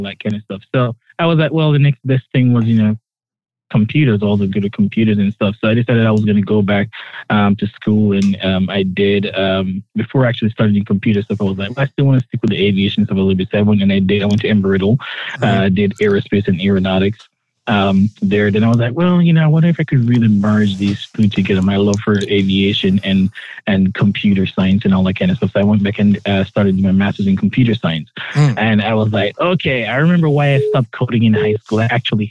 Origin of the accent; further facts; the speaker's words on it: Jamaica; moved away; growing up in Jamaica, you know, and being, you know, from a very poor family